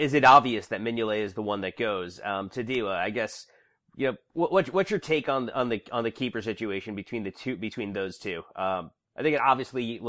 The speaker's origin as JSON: {"language": "English", "country": "United States", "said": "obviously being American"}